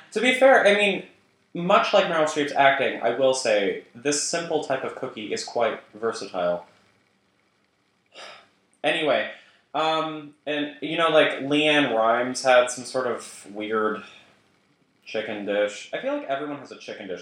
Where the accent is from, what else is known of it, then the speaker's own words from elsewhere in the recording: United Kingdom; I'm British